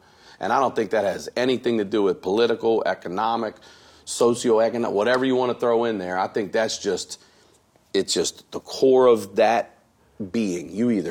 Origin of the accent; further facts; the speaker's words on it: Baltimore, Maryland, United States; I'm from Baltimore.